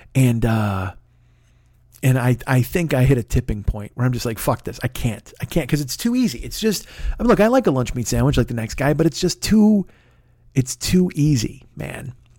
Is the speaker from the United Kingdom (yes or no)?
no; Midwest, United States; born or raised there